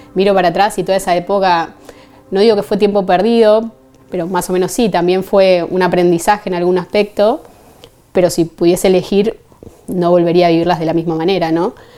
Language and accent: Spanish; Buenos Aires, Argentina; moved away as an adult; now in Seville, Spain; soy de Argentina, de Buenos Aires